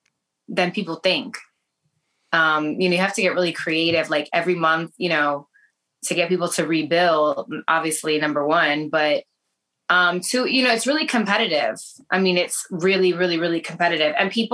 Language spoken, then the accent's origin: English; New York, United States; I'm from New York. I'm from the Bronx. like most Puerto Ricans.